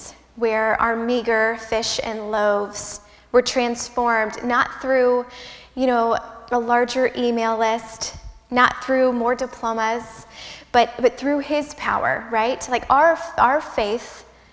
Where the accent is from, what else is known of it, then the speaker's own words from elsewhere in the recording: Midwest, United States; I'm a Midwesterner